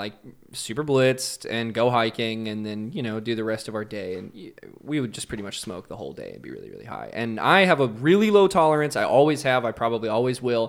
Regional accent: Tennessee, United States; moved away; Tennessee where I'm from.

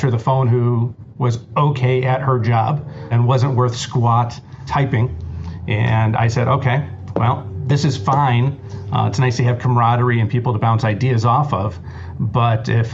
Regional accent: Cleveland, Ohio, United States; growing up in Cleveland, my family owned a jewelry store

